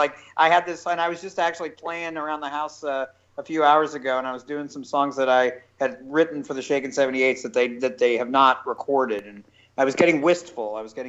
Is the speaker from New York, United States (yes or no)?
no; Wausau, Wisconsin, United States; now in Memphis, United States; I am originally from Wausau, there Wisconsin.